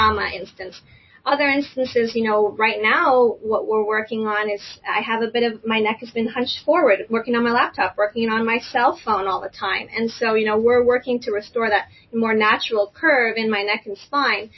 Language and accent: English; Canada; now in United States; I'm originally from Canada